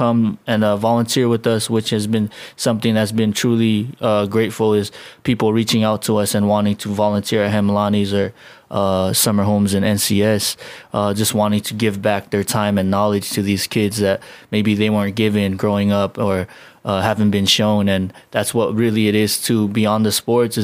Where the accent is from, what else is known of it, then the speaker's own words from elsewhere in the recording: United States; moved away as an adult; also born or lived in Chuuk / Hawaii; now in Guam; when I was a kid growing up in the States